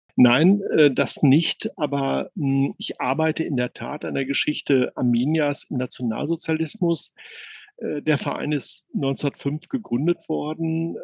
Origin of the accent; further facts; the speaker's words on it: Bielefeld, North Rhine-Westphalia, Germany; also born or lived in Wewelsburg; als Bielefelder meine große Leidenschaft zu Arminia entdeckt